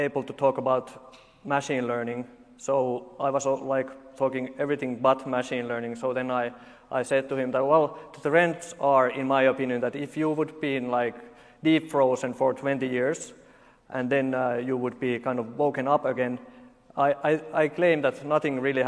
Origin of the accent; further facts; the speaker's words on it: Finland; I'm from Finland, this is how we talk.